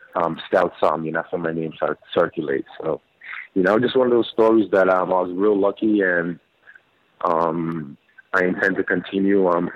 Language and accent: English; St. Thomas, U.S. Virgin Islands; unfortunately, I wasn't really a fan of baseball growing up.